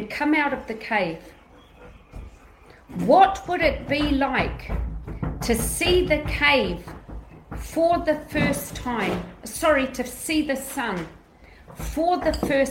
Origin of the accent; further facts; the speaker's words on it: Greece; I'm Greek